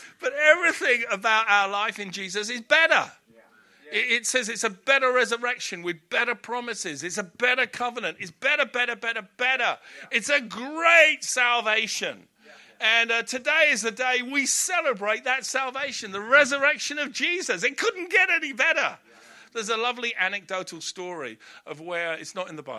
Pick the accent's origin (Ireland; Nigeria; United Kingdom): United Kingdom; Hampton, London; I grew up in Hampton in Middlesex